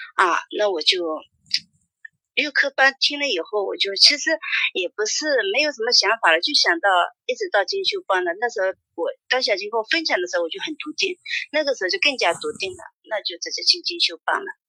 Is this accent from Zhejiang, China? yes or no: yes; Tonglu, Zhejiang, China; 我是杭州桐庐的